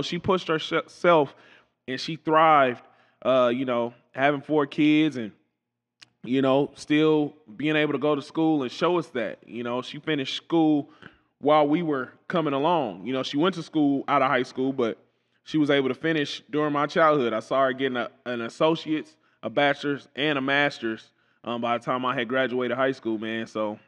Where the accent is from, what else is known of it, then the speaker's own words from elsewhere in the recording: Kansas City, Kansas, United States; I'm a KCK kid, born and raised.